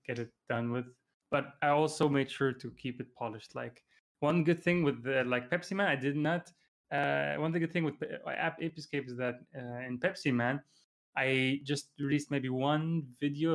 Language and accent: English; Dubai, United Arab Emirates; moved away as an adult; also born or lived in Germany / Iraq; now in Japan; I'm, uh, originally from Iraq, but I was born in Germany and lived there for a few years and then lived most of my life in Iraq, uh, sorry, Dubai